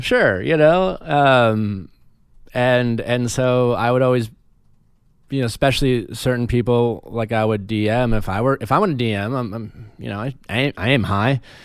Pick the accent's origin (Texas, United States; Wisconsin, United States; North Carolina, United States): Wisconsin, United States; moved away; also born or lived in Chicago; growing up in Wisconsin